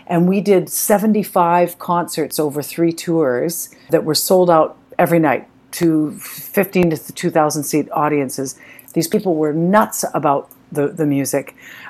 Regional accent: Canada; Now, being Canadian, French is our second language, so it's offered in school

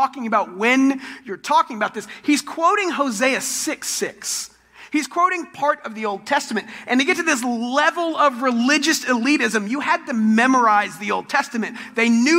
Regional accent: Texas, United States; I'm from Texas

